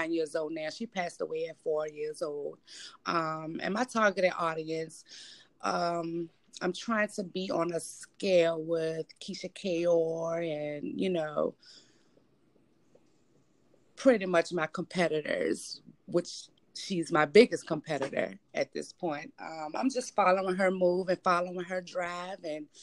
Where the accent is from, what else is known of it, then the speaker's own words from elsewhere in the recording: Richmond, Virginia, United States; born and raised in Richmond, Virginia